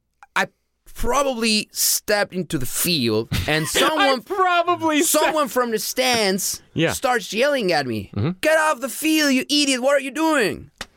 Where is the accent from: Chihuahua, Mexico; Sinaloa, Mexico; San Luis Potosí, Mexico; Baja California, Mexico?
San Luis Potosí, Mexico; born or raised there